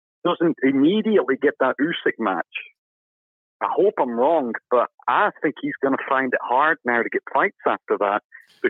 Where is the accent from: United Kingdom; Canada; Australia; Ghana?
United Kingdom; England; now in Glasgow, United Kingdom; I'm an Englishman